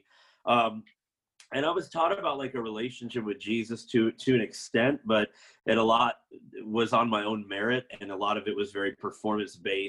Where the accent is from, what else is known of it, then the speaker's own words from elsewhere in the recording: Florida, United States; I was raised in Florida in a Seventh-day Adventist family